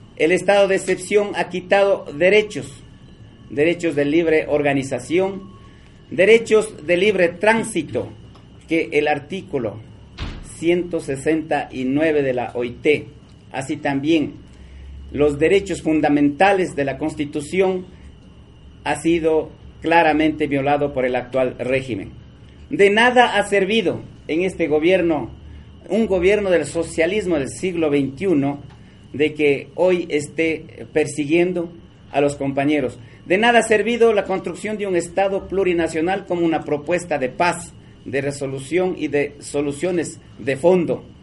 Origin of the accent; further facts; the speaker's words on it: Ecuador; defendiendo nuestra soberanía como ecuatorianos